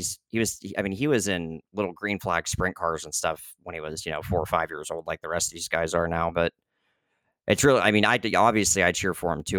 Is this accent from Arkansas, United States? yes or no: no; Northeast Ohio, United States; I'm from Northeast Ohio